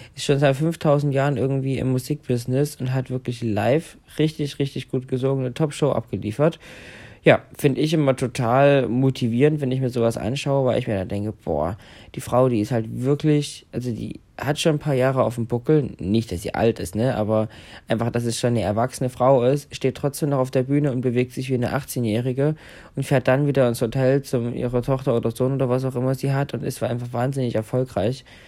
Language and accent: German; Saxony, Germany; wie groß Sachsen ist, wo ich ja aufgewachsen bin